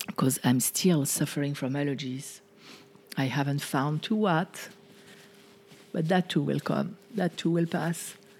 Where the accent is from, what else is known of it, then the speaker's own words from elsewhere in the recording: France; moved away; the way that I was conditioned growing up in France